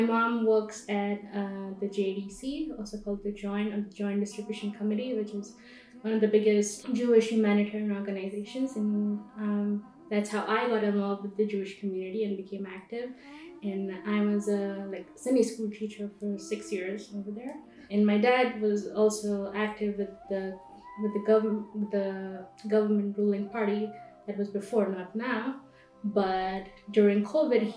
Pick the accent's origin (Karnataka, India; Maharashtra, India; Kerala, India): Maharashtra, India; Mumbai; moved away as an adult; now in Jerusalem, Israel; I come from Mumbai and born and raised there